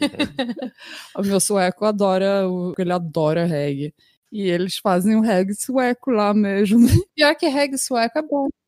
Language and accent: Portuguese; Brazil; moved away; quando eu era jovem, morava no Brasil